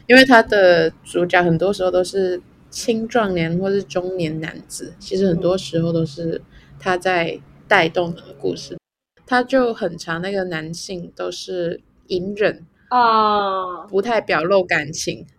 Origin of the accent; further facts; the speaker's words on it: Macau; 我觉得我很我不会定义自己是哪里人哎、欸。你可以说我是中国人，中国澳门呢？我们是。